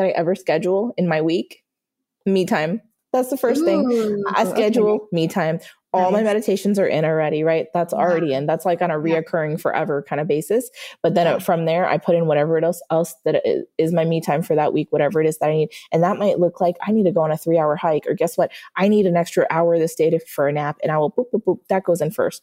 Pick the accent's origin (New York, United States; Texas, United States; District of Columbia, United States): New York, United States; moved away; we're both also from New York and we met in Florida